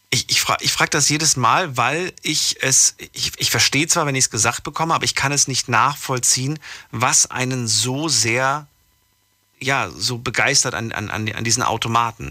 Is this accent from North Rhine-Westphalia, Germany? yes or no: no; Frankfurt, Hesse, Germany; Ich komme aus Frankfurt